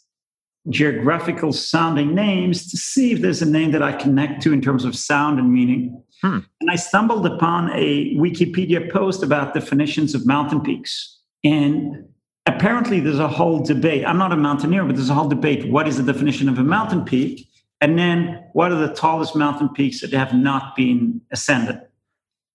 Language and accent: English; Israel; moved away as an adult; now in United States; I'm originally from Israel. I came here about 20 years ago